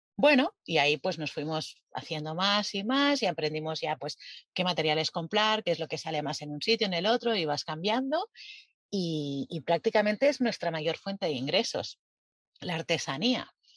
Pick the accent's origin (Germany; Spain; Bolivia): Spain; moved away as an adult; somos españoles